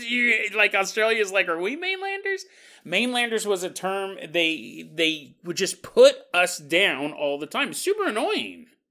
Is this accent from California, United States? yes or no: yes; Orangevale, California, United States; I grew up in Orange Vale, California